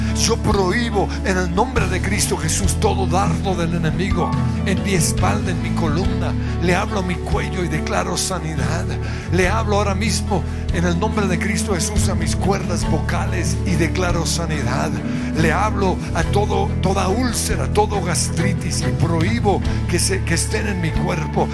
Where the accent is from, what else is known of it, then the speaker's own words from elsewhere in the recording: Colombia; como colombianos